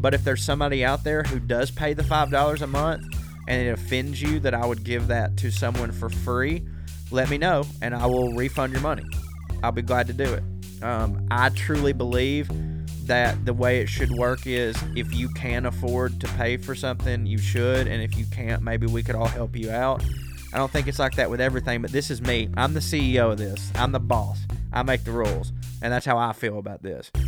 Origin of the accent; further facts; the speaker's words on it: the South, United States; accent: southern; As a southerner with this accent